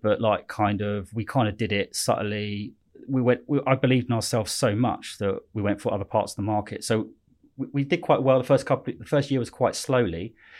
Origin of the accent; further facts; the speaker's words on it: Slough, South East England, United Kingdom; also born or lived in West London; I was born in Slough, but I say West London